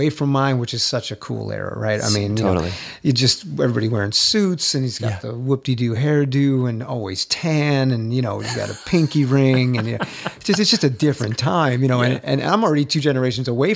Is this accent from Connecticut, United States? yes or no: yes; Connecticut, United States; moved away as an adult; also born or lived in Boston; now in Nashville, United States; I grew up in Connecticut, and then went to Boston to go to school, and kind of never left Boston